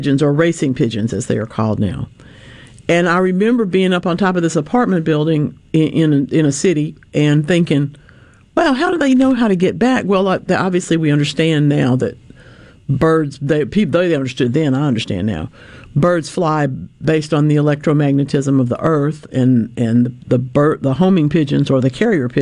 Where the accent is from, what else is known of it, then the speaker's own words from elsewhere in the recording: Gulfport, Mississippi, United States; also born or lived in Louisiana; the big gardenias that I grew up with in Gulfport